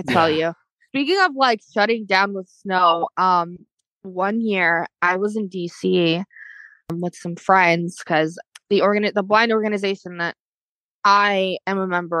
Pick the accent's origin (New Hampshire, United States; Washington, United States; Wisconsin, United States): Wisconsin, United States; we're from Wisconsin.